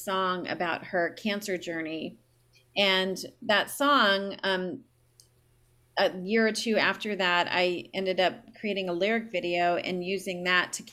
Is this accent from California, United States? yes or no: yes; San Diego, California, United States; I grew up in San Diego. I still live here.